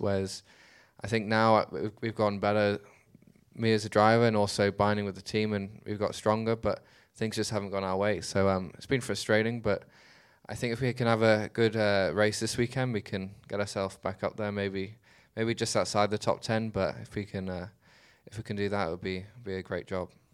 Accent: Dubai, United Arab Emirates; I was born in Dubai, I grew up there

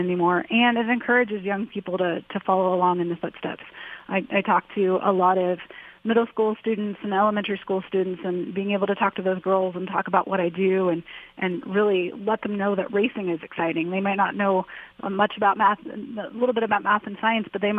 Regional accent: Akron, Ohio, United States; Growing up in Akron, Ohio

